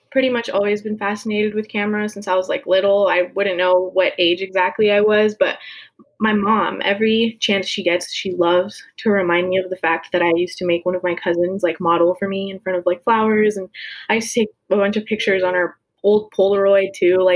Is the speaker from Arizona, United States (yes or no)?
yes; Lake Havasu City, Arizona, United States; I'm from Lake Havasu City, Arizona. I'm a junior at NAU.